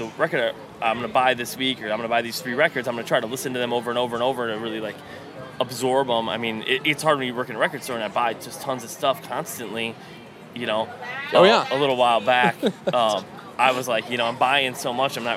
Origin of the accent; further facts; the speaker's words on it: Mankato, Minnesota, United States; I grew up in Mankato, Minnesota.